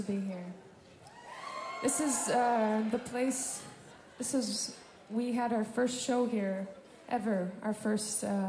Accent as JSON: {"language": "English", "region": "Minnesota", "country": "United States", "said": "I'm from Minnesota"}